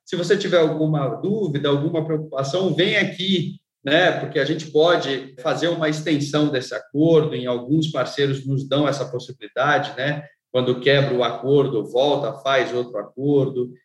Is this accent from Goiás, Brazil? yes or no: no; São Paulo, Brazil; eu vim de uma família bastante humilde, morando na periferia de São Paulo